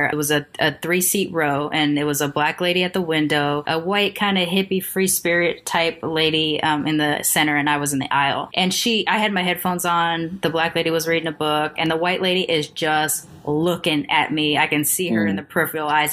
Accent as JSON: {"language": "English", "town": "Long Beach", "region": "California", "country": "United States", "tie": "born or raised there", "also_born_or_lived": "Sacramento, California", "moved": "yes", "lives_now": "Boston, United States", "said": "I was born in Sacramento. I grew up in Long Beach"}